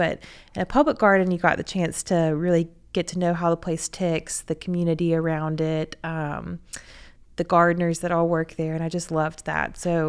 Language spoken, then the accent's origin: English; Birmingham, Alabama, United States; born or raised there